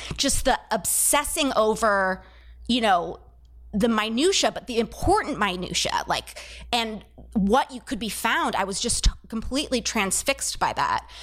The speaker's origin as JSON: {"language": "English", "town": "San Diego", "region": "California", "country": "United States", "tie": "born or raised there", "also_born_or_lived": "Santa Cruz / New York City", "moved": "as an adult", "lives_now": "Baltimore, United States", "said": "I grew up in California. I grew up in, uh, San Diego"}